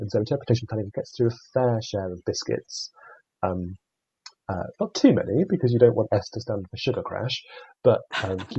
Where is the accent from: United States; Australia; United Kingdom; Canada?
United Kingdom; we're British